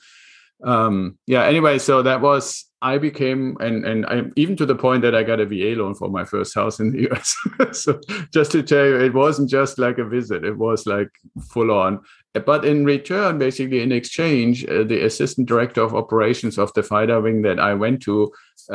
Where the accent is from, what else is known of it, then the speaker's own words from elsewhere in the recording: Germany; English is a second language; moved away as an adult; now in United States; I'm originally, and this is where some of the accent still comes from, I'm originally from Germany